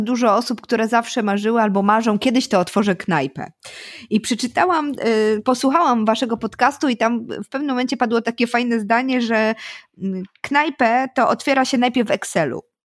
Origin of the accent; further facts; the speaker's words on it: Poznań, Greater Poland, Poland; jako ci zachowawczy poznaniacy chyba nie jesteśmy